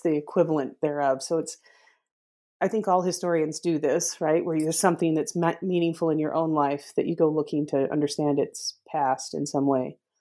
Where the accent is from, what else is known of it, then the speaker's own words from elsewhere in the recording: northern Utah, United States; I grew up in Utah, northern Utah